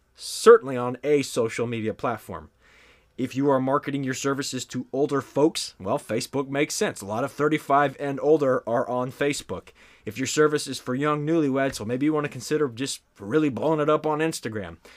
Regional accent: the South, United States; I am from the South

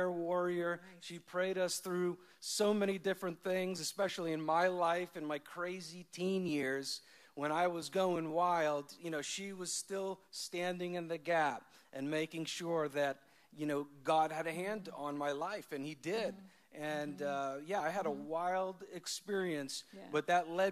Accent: Long Island, New York, United States; moved away as an adult; I grew up in Long Island, New York.

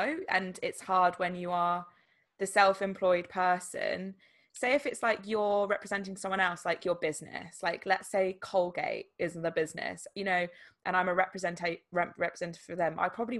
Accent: England, United Kingdom; Obviously, there's like a linguistic element of essentially English language in this instance, because we're English.

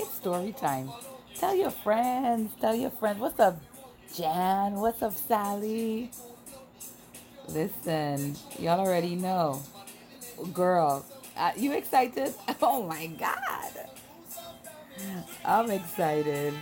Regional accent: Trinidad & Tobago; moved away; also born or lived in United States / Chicago; I grew up in Trinidad. But I's a Yankee girl born

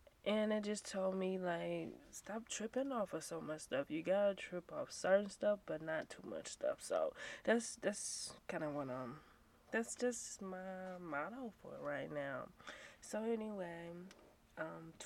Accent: St. Louis, Missouri, United States; I am from St. Louis, Missouri, born and raised

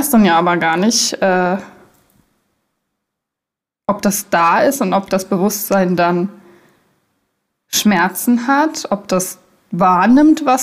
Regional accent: Germany; Naja, ich bin ja in Deutschland aufgewachsen, da wird man ja automatisch christlich erzogen

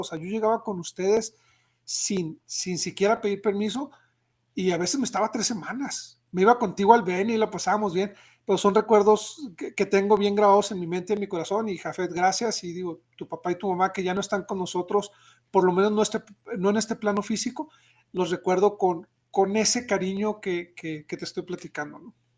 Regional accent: Mexico; nosotros como mexicanos

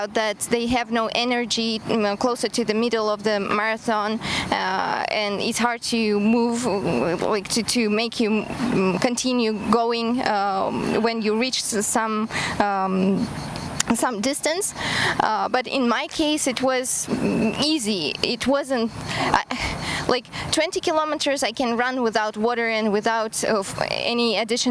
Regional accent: Kazakhstan; English is a second language; moved away as an adult; also born or lived in Germany; now in Cyprus; I'm from Kazakhstan, and I moved to Cyprus 3 years ago because my husband was invited to work here

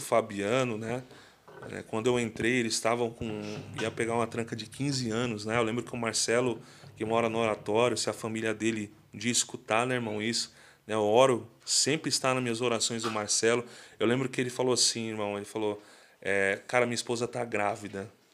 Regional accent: Mauá, São Paulo, Brazil; sou de Mauá, né? Minha Mauá querida

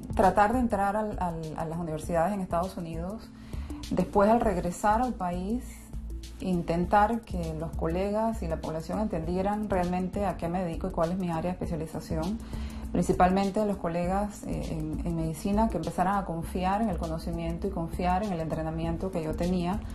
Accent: Panama; also born or lived in United States; Soy la única panameña en el país con esos estudios

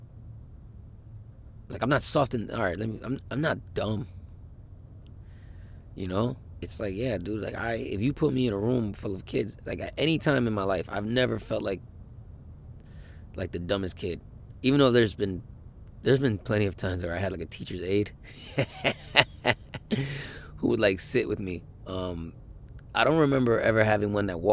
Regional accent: United States; I'm an American man

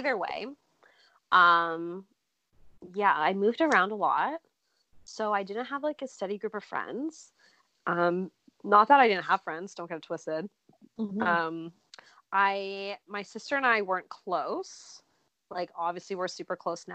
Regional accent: Barrie, Ontario, Canada; I moved around a lot within Barrie, Ontario, which is where that's my hometown

